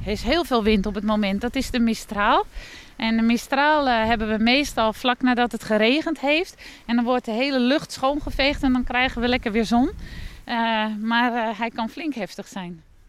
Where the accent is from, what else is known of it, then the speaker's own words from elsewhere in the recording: Netherlands; moved away as an adult; now in France; Als echte Nederlander